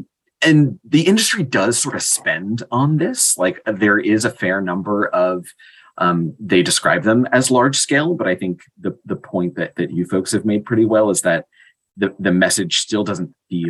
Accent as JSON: {"language": "English", "country": "United States", "said": "as American"}